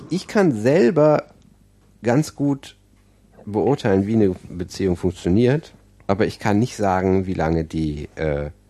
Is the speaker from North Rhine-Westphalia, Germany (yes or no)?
yes; Aachen, North Rhine-Westphalia, Germany; ich komme aus Aachen und ähm, das ist auch schlimm.